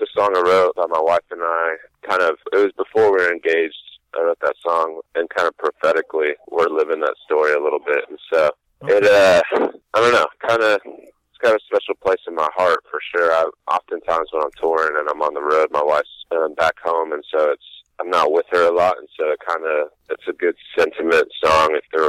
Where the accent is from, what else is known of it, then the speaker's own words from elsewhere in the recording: Texas, United States; born there; also born or lived in Orlando; I was a military brat, actually, born in Texas.